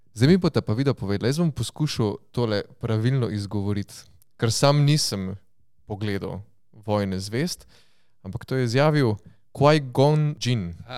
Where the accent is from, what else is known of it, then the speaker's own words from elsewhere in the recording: Styria, Slovenia; smo na Štajerskem in smo vsi Štajerci